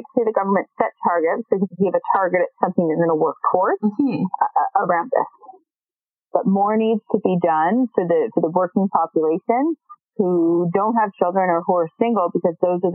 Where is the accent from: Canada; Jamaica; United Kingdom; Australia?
Canada; as a Canadian population